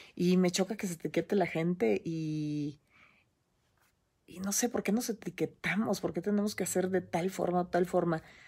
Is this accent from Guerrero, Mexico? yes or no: no; Monterrey, Nuevo León, Mexico; nací en Monterrey, Nuevo León, el 13 de abril de, 1966 en el Hospital Muguerza